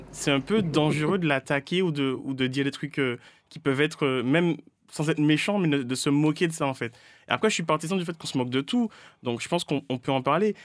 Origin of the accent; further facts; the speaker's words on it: Martinique; also born or lived in Rennes; now in Paris, France; j'ai grandi en Martinique